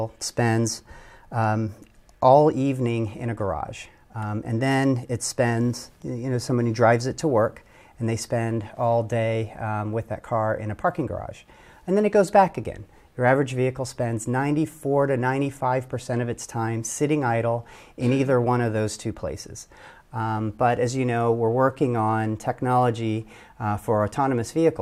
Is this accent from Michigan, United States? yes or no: yes; Detroit, Michigan, United States; I am a boy from Detroit